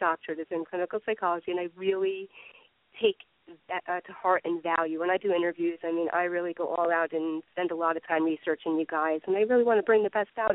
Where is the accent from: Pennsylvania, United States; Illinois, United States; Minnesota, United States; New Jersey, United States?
New Jersey, United States; I'm from New Jersey